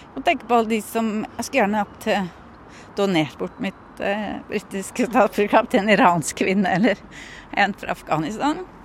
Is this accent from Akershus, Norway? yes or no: yes; Bærum, Akershus, Norway; moved away as an adult; now in London, United Kingdom; født av da, Bærum, Oslo, eller Norge